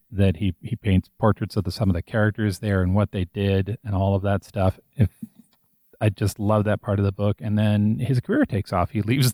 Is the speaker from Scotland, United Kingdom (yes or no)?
yes; Scotland, United Kingdom; I come from the working class, and most of all, I come from Scotland.